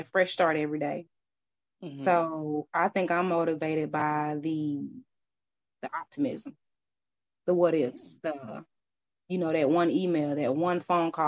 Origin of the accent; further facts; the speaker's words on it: Mississippi, United States; now in Atlanta, United States; I'm from Mississippi